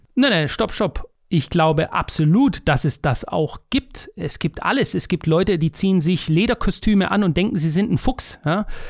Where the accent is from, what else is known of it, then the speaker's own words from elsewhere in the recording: Stuttgart, Baden-Württemberg, Germany; in Degerloch, bei mir einem Stadtteil von Stuttgart